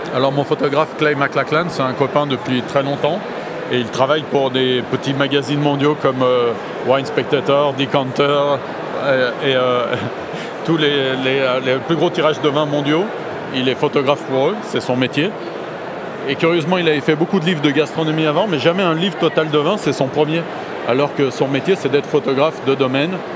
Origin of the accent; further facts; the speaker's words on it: northern Rhône Valley, Auvergne-Rhône-Alpes, France; c'est vraiment la région dans laquelle j'ai grandi, qui est le nord